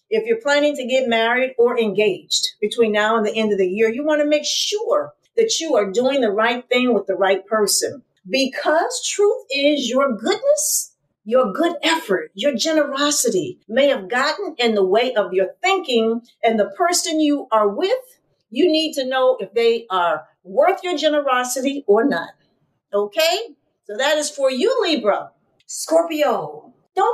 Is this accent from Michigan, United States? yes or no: yes; Detroit, Michigan, United States; I am from Detroit, Michigan